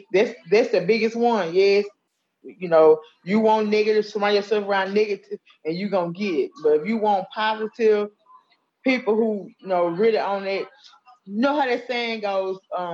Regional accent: Allendale, United States; Well, I was born and raised in Allendale. You know, this, you know, a low, you know, high crime, low poverty area.

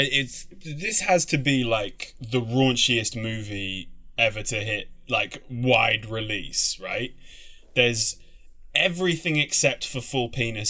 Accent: London, United Kingdom; Growing up in London, being the one of us that grew up in London, right, or in England

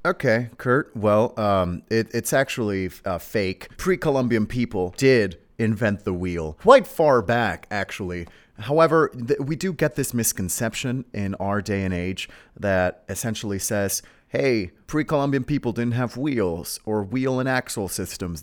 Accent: Mexico; I am from uh, a a very mysterious exotic land known as Mexico

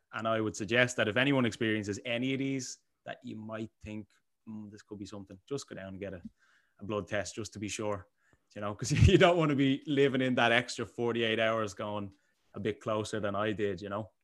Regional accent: Bray, Leinster, Ireland; I am from Bray, the sunny, the sunny coastal side of Bray.

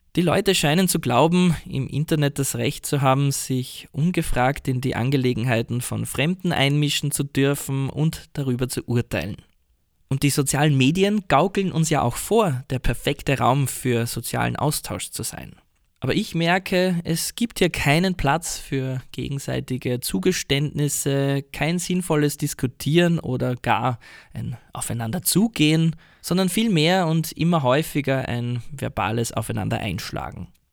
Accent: Austria; moved away as an adult; now in Kawasaki, Japan; euer Ösi in Kawasaki.

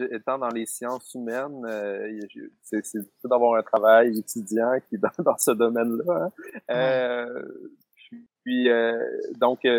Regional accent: Sherbrooke, Quebec, Canada; born there; donc, je suis né à Sherbrooke, un petit peu à l'extérieur de Sherbrooke, à l'hôpital Florimont

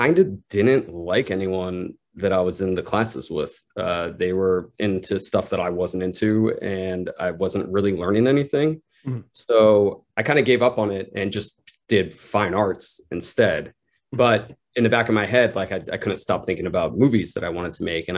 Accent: Pennsylvania, United States; now in New York, United States; my best friend growing up in Pennsylvania. We grew up making like little films together here and there. And then, you know, I moved to New York and he stayed in my hometown

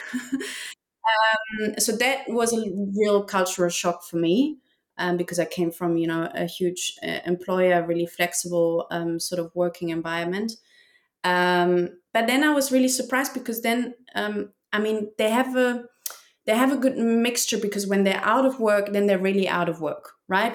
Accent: Germany; moved away as an adult; now in Seville, Spain; it's just always been me, sort of like far away from Germany, still connected to Germany, but still um, enjoying a lot more the life abroad than really in my home country

